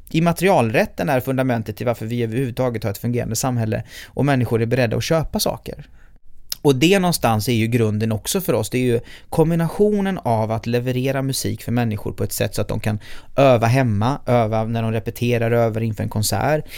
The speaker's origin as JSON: {"language": "Swedish", "town": "Gothenburg", "region": "Västra Götaland", "country": "Sweden", "tie": "born or raised there", "said": "Hammarkullen där jag är född och uppvuxen i Göteborg"}